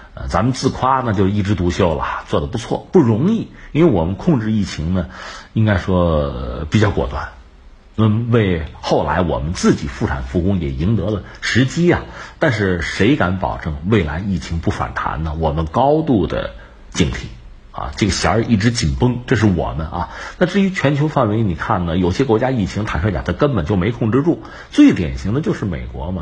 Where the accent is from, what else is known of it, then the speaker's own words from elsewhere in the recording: China; 对我们中国来讲呢，你说我们中国人做总干事，目前看来不现实。